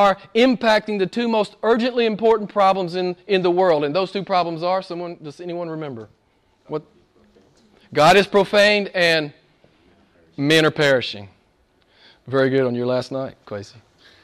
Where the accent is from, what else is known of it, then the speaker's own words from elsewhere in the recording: United States; I'm an American